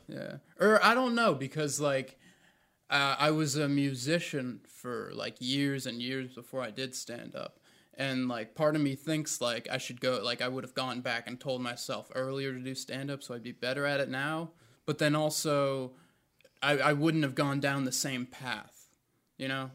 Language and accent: English; Raleigh, North Carolina, United States; born or raised there; also born or lived in New Jersey